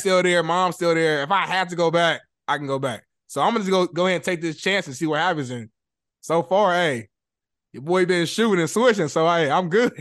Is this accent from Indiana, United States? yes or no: yes; Indianapolis, Indiana, United States; moved away as an adult; now in Los Angeles, United States; growing up in Indy